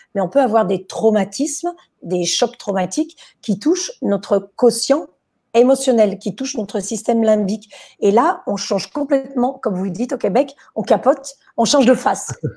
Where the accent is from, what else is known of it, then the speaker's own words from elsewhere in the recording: France; Chez nous, en France, on a des cours d'improvisation